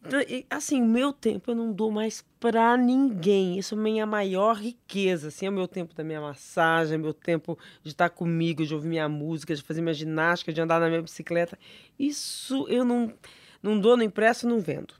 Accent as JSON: {"language": "Portuguese", "town": "São José do Rio Preto", "region": "São Paulo", "country": "Brazil", "tie": "born or raised there", "moved": "yes", "said": "São José do Rio Preto, minha terra, tá? Meu conterrâneo, sou de lá"}